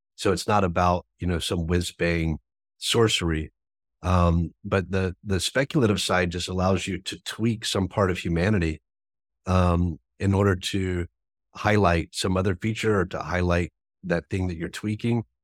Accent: American South, United States; I grew up in the American South

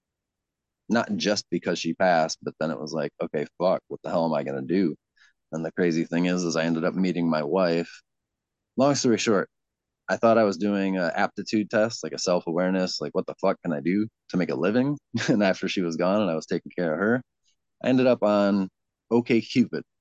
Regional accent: Ann Arbor, Michigan, United States; also born or lived in Evanston, Illinois / Chicago, Illinois; I was born in Evanston, just outside of Chicago. I moved to Ann Arbor, I guess. I was just a baby, so I was raised in Ann Arbor

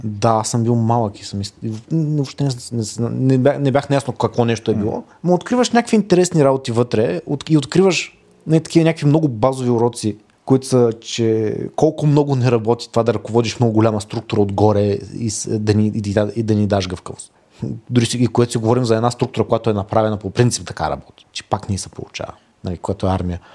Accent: Dobrich, Dobrich Province, Bulgaria; born or raised there; also born or lived in Razgrad

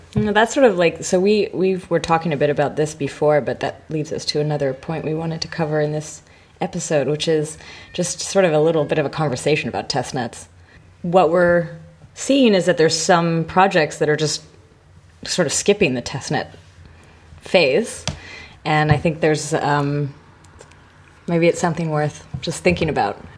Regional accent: Canada; moved away; My home country, but not my home city

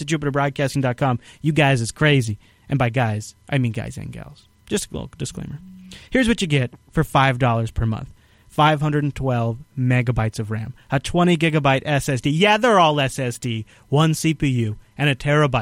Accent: Microsoft's backyard, Washington, United States; I grew up in Microsoft's backyard.

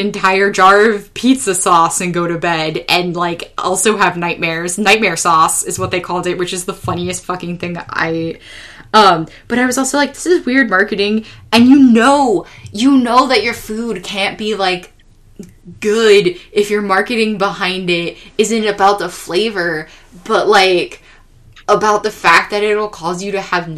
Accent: California, United States; my people as a Californian

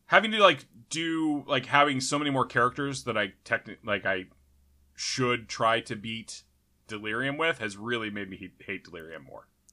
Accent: United States; born and raised in America

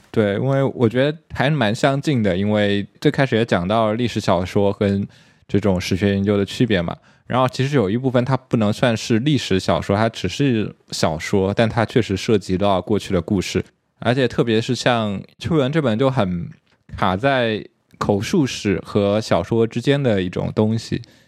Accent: China; 我们作为中国人

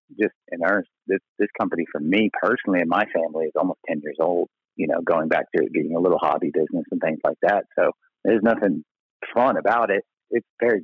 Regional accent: Texas, United States; also born or lived in Mississippi; I'm from Texas

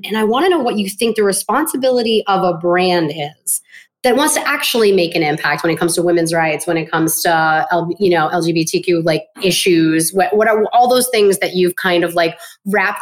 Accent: Southern Rhode Island, United States; moved away as an adult; also born or lived in Boston, Massachusetts; I grew up in Southern Rhode Island, but I lived in Boston, the Boston area for over 20 years

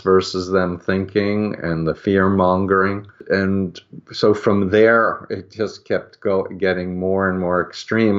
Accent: New York, United States; I grew up in New York

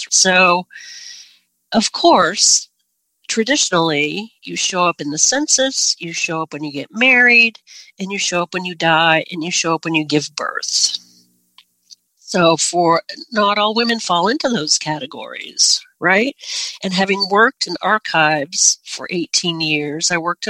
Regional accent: Northern Maine, United States; I'm from Northern Maine

